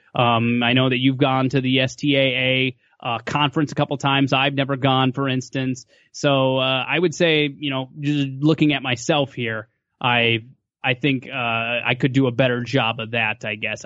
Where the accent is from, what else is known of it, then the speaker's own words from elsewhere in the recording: Western Minnesota, United States; moved away; also born or lived in Fargo, North Dakota; I'm from Western Minnesota originally, so I'm kinda close to home.